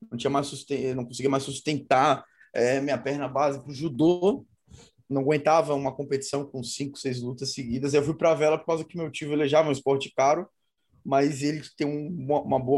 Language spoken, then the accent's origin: Portuguese; Brazil; é bastante lugar para competir pela competição brasileira, sou brasileiro.